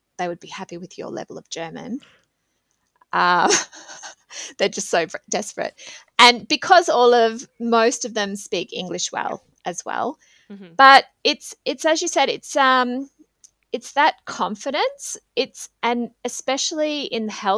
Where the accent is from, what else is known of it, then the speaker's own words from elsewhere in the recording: Australia; moved away as an adult; now in Switzerland; as an Australian